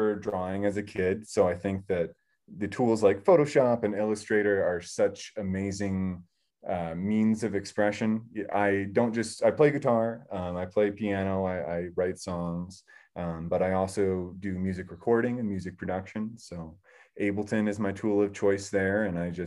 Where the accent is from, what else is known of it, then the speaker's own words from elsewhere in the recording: Longmont, Colorado, United States; now in Nederland, United States; I'm from Longmont, Colorado, originally